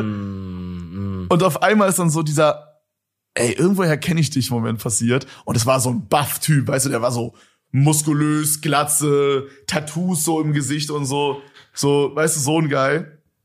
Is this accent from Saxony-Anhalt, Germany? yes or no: no; Berlin, Germany; als Berliner